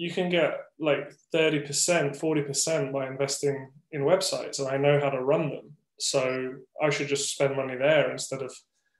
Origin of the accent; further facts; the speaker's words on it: United Kingdom; moved away as an adult; now in Taiwan; I'm from the UK. Yeah, from the UK. Just outside of London.